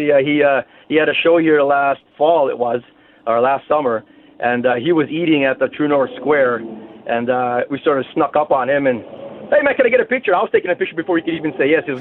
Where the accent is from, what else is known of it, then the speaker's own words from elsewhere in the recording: Philippines; As soon as someone sees me, they find that I'm Filipino.